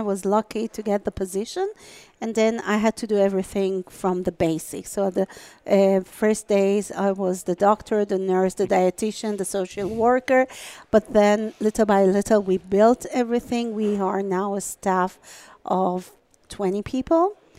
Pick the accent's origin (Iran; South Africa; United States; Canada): Iran; moved away as an adult